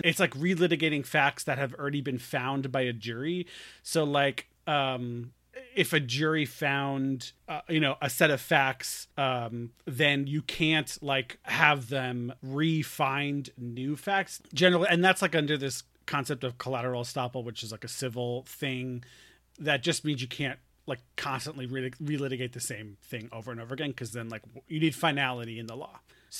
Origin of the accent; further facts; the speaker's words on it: New York, United States; I'm a New Yorker again all of a sudden.